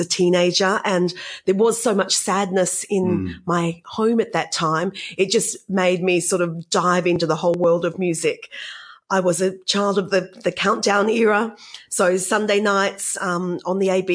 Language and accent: English; Perth, Western Australia, Australia; I grew up on Grand Promenade in Dianella.